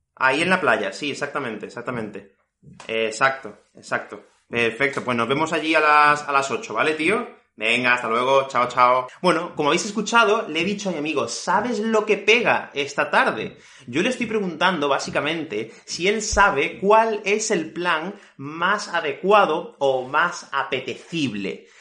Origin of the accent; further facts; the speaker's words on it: Fuengirola, Andalusia, Spain; yo soy de Málaga, de una ciudad que se llama Fuengirola, y aquí hace muchísimo calor en verano